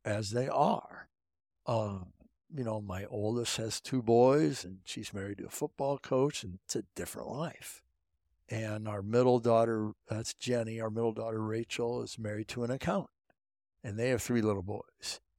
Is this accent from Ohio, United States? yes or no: yes; Pettisville, Ohio, United States; I was from Pettisville, Ohio, this town of 400